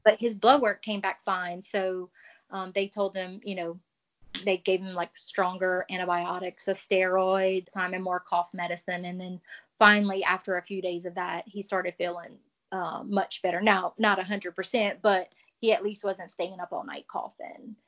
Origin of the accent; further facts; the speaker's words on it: Cajun, Louisiana, United States; as a Cajun